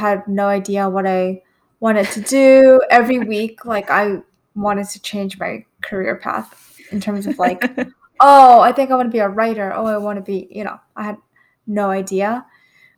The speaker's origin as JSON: {"language": "English", "town": "New York City", "region": "New York", "country": "United States", "tie": "born or raised there", "said": "I grew up in Queens, New York"}